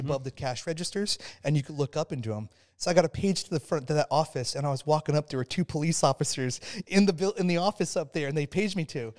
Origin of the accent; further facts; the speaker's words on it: Phoenix, Arizona, United States; I grew up in Phoenix, Arizona